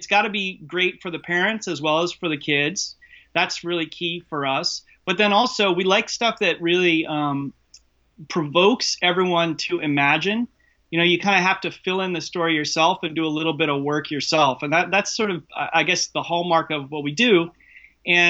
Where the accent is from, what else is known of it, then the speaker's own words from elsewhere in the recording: Washington, District of Columbia, United States; I grew up on the East Coast in the DC bubble, inside the kind of political machine in a way.